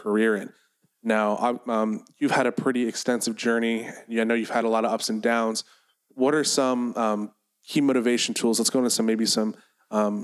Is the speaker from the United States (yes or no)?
yes; Chicago, Illinois, United States; now in California, United States; I'm from Chicago